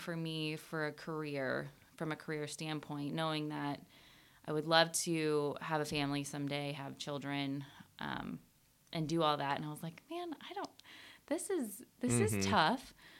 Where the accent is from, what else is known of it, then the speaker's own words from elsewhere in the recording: Iowa, United States; started working at the local nursing home in my hometown. I'm from a very small town in Iowa.